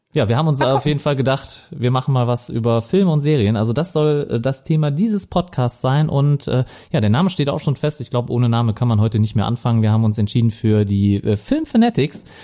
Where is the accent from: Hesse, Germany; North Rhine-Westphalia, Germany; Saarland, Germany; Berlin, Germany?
North Rhine-Westphalia, Germany; Viersen; accent: Lower Rhine; now in Mönchengladbach, Germany; ich komme aus Viersen, äh, also gebürtig am Niederrhein und äh, meistens hört man das auch am Akzent